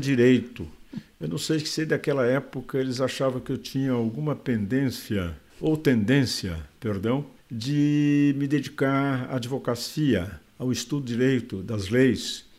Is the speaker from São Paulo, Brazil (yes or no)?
yes; Catanduva, São Paulo, Brazil; moved away; also born or lived in Porto Alegre; Sou de Catanduva, é, na região do Araraquarense, onde meu pai, além de cafeicultor, era também industrial na área de café